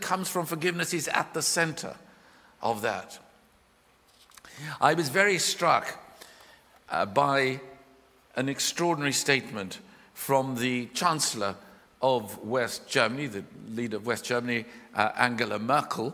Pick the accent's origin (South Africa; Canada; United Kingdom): South Africa; I was born in South Africa